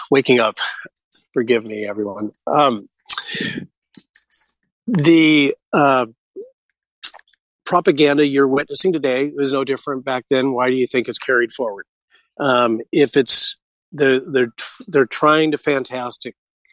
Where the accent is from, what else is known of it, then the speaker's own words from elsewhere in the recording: West Coast of America, United States; Growing up in the West Coast of America